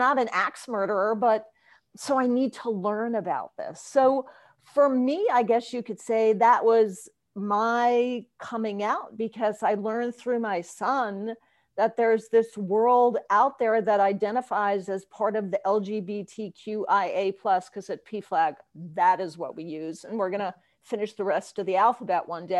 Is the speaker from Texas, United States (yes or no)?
no; outside of New York City, United States; I grew up outside of New York City.